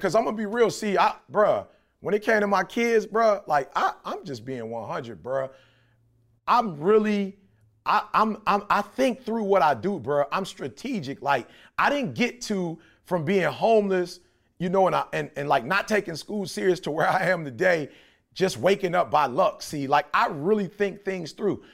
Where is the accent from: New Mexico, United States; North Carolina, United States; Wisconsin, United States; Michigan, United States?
Michigan, United States; Detroit; I grew up in Detroit